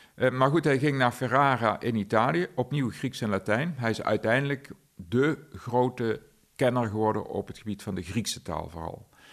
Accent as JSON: {"language": "Dutch", "town": "Aarle-Rixtel", "region": "North Brabant", "country": "Netherlands", "tie": "born or raised there", "said": "mijn geboortedorp Aalriksel"}